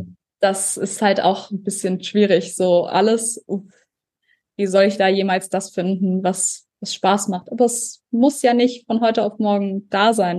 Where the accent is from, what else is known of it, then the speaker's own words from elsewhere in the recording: Germany; also born or lived in New Zealand; hier bei uns in Deutschland